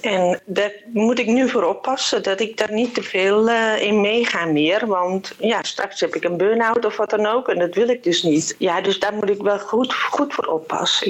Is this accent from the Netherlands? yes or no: yes; Purmerend, North Holland, Netherlands; ik kom uit Purmerend.